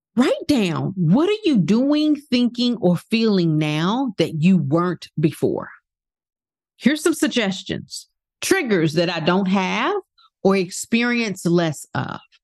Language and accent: English; New York City, New York, United States; moved away; I was born in Brooklyn, Brooklyn Jewish Hospital